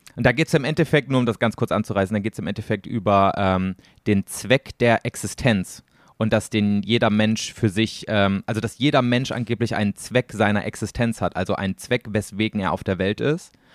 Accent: East Germany, Germany; born or raised there; moved away

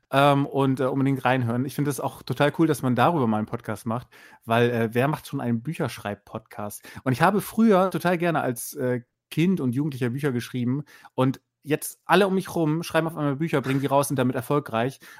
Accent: Bremen, Germany; es gibt nämlich den Devisa-Kurier in Bremen, ich komme aus Bremen

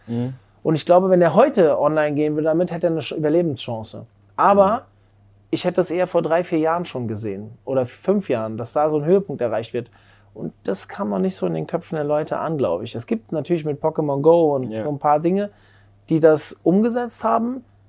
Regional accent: Frankfurt suburbs, Hesse, Germany; ich bin im Frankfurter Speckgürtel aufgewachsen

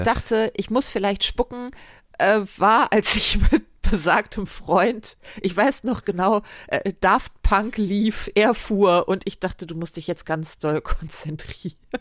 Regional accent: Germany; ich als Deutsche

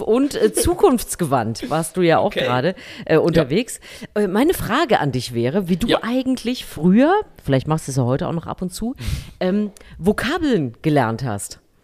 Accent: Thuringia, Germany; in Thüringen in meiner Kindheit auf dem Wäscheplatz meiner Mutter

